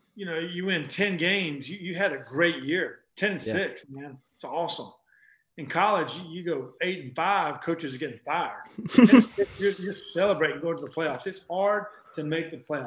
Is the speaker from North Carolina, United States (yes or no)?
yes; North Carolina, United States; one of my passions growing up in North Carolina